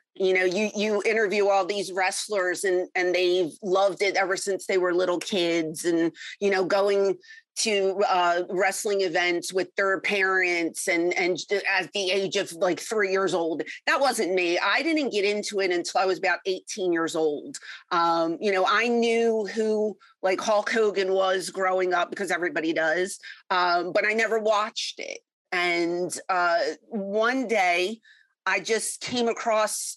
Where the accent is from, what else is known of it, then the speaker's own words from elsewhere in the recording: Philadelphia, Pennsylvania, United States; I'm originally from Philly.